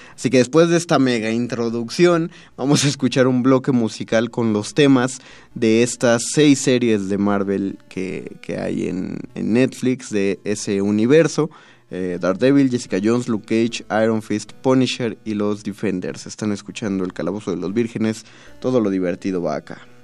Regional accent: Mexico City, Mexico; los chilangos

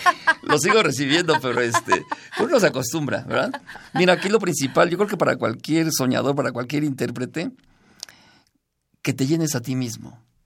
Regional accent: Zacatlán, Puebla, Mexico; Yo soy de Zacatlán, Puebla

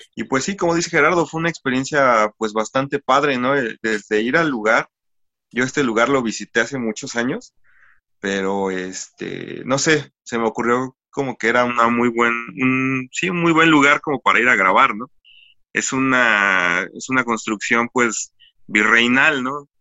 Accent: Ecatepec, State of Mexico, Mexico; somos una banda del Estado de México, para ser precisos, de, del municipio de Catepec.

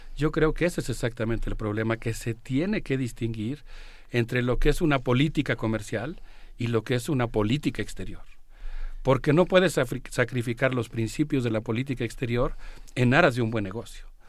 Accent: Mexico; me siento muy orgulloso como mexicano

